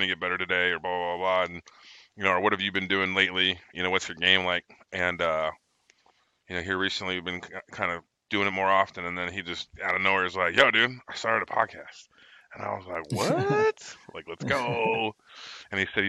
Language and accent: English; Cincinnati, Ohio, United States; also born or lived in Lancaster, California; But 9 months later, I moved to Cincinnati